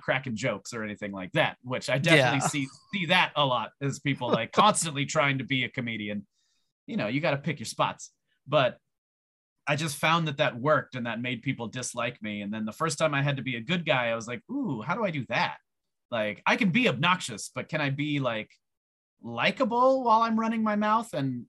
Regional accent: Canada; people didn't like me because people are fucking racist and they hated me because I was from Canada for no other reason.

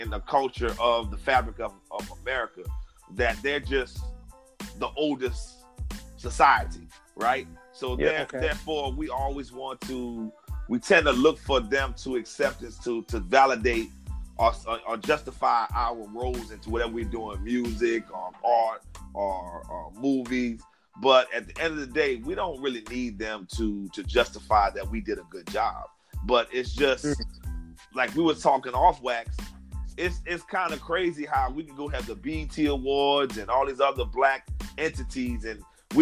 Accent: New Orleans, Louisiana, United States; moved away as an adult; now in Houston, United States; I'm originally from New Orleans, Louisiana, born and raised. But okay. I actually live in Houston, Texas

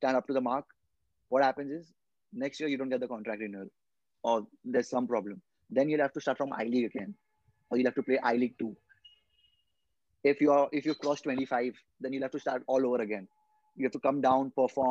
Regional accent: India; I'm from India

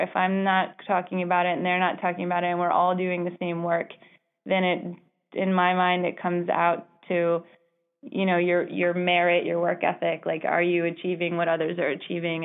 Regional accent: Baltimore, Maryland, United States; I grew up in Baltimore City

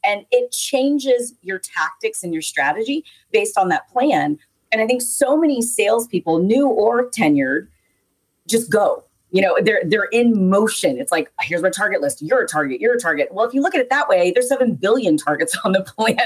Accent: the South, United States; I'm from the South.

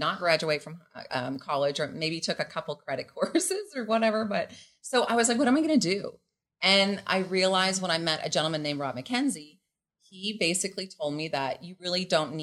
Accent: Canada; moved away as an adult; now in Mexico; I am Canadian.

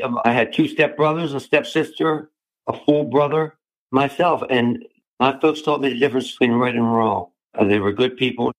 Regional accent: Lansdowne, Maryland, United States; also born or lived in Baltimore, Maryland; I was born in Baltimore City on Lemon Street, which is a street that runs perpendicular to Lombard and Pratt. We moved out into Lansdowne in 1958. Lansdowne in 58 was country.

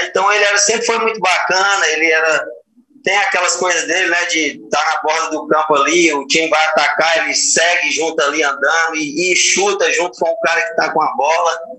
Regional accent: Ceará, Brazil; eu acabei ficando no Ceará, porque estava na minha terra, né, disputar a primeira divisão no clube da minha terra

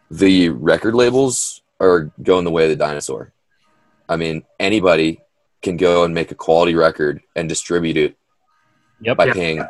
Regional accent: Oregon, United States; growing up in Oregon

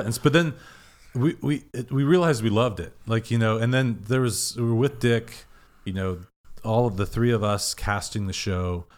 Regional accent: Kansas City, Missouri, United States; moved away; also born or lived in Madison, Wisconsin / Deerfield, Illinois / Texas; grew up in Kansas City.

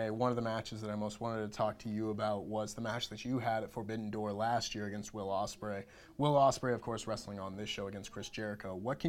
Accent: Canada; I'm a Canadian.

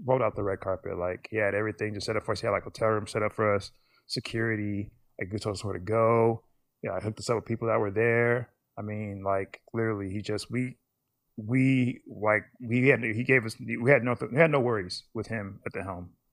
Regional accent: United States; I'm American

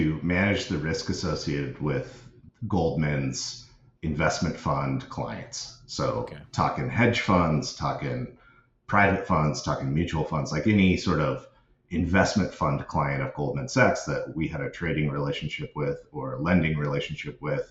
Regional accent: Seattle, Washington, United States; I grew up in the Seattle area

